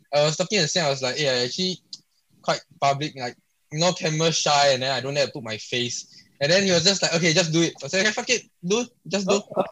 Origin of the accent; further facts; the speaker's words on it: Singapore; I'm from Singapore